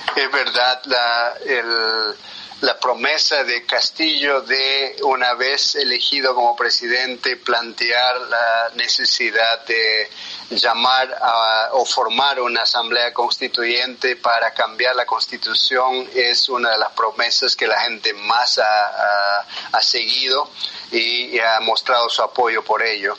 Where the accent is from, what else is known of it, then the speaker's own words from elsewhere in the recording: Peru; first language Quechua; Spanish is a second language; moved away; soy, como vos has dicho bien, eh, del, eh, del, interior del, del, Perú. Soy quechua originalmente, mi primer idioma es quechua